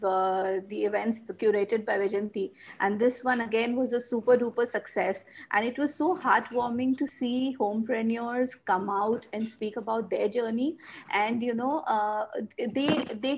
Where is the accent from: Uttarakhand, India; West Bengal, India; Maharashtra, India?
West Bengal, India; Kolkata; I'm from Kolkata, India.